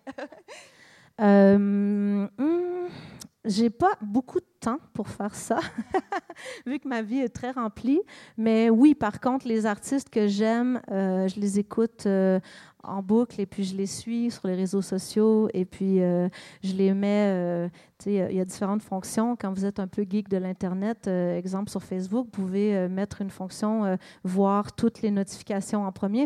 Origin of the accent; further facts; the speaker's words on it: Montreal, Quebec, Canada; moved away; also born or lived in British Columbia / Vermont; Je suis née à Montréal. Euh, j'ai vécu en Colombie-Britannique, sur la côte ouest. J'ai vécu au Vermont, aux États-Unis